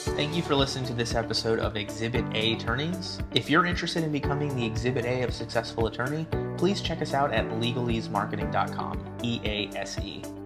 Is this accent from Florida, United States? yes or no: yes; South Florida, United States; I'm from South Florida